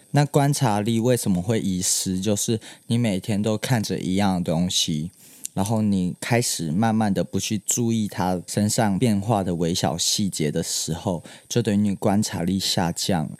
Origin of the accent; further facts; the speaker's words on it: Hsinchu, Taiwan; now in Taipei, Taiwan; 我在我新竹的家里，就是其实我身份证字号是 J 开头，不是新竹人